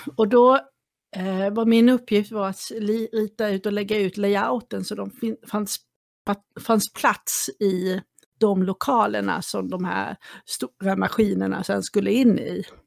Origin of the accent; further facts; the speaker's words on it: Småland, Sweden; also born or lived in Kalmar; now in Saltsjöbaden, Sweden; Jag kommer ju från Småland ursprungligen och eh, ja. från den lilla orten jag bodde i så var Kalmar min närmaste ort